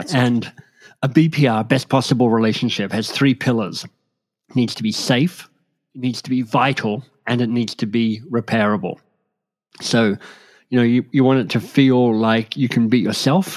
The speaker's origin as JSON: {"language": "English", "country": "Australia", "tie": "born or raised there", "also_born_or_lived": "Oxford, England / London, England / Boston, United States", "moved": "as an adult", "lives_now": "Toronto, Canada", "said": "I grew up in Australia and was pretty happy there. But, um, in my mid 20s won a scholarship that took me to England"}